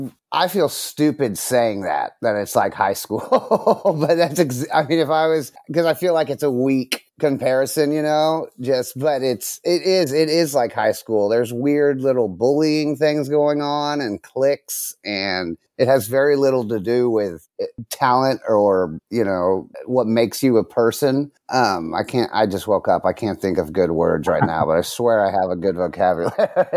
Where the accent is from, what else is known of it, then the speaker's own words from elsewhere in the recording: Dallas, Texas, United States; now in Los Angeles, United States; No. Originally, I'm from Dallas.